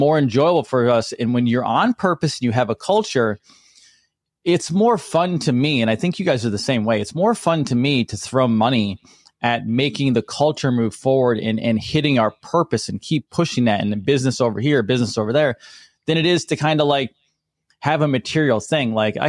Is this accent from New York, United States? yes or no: yes; New York, United States; now in Florida, United States; I'm a redneck. I'm a redneck from New York.